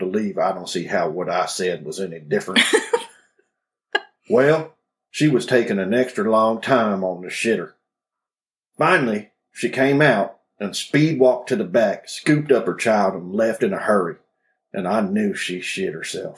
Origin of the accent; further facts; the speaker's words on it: Louisiana, United States; I grew up in Louisiana.